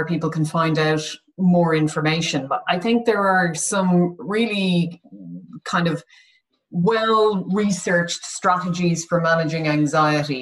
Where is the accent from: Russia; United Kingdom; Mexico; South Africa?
United Kingdom; we are very British